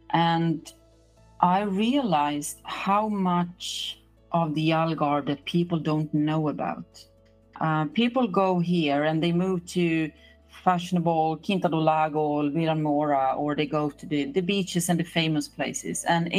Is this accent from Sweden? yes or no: yes; Sweden; moved away as an adult; now in Portugal; I moved here from Sweden 2020.